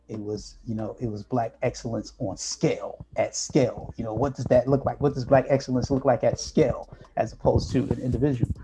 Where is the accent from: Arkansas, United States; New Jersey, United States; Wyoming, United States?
New Jersey, United States; My parents from Greenville, North Carolina, right? They moved to New Jersey. I was born in New Jersey